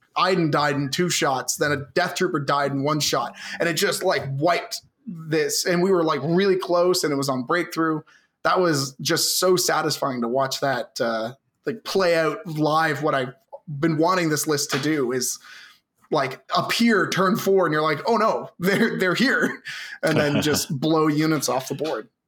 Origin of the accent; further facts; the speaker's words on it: Southern Ontario, Canada; I'm from Southern Ontario.